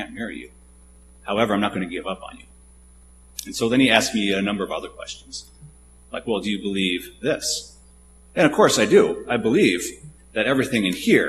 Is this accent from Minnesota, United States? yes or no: yes; Ottawa, Minnesota, United States; So I grew up in Ottawa, Minnesota, a small town about 35, 40 minutes to the east of here